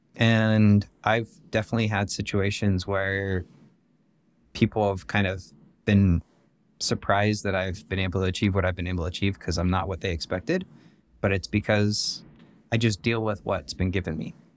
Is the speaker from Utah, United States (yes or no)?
yes; West Jordan, Utah, United States; I was born and raised here in West Jordan, which is just outside of Salt Lake City